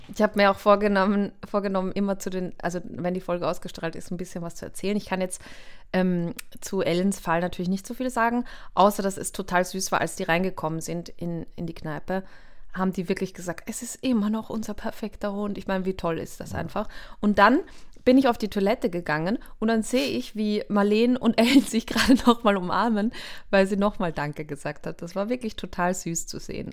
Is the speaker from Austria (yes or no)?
yes; Austria; ich bin Österreicherin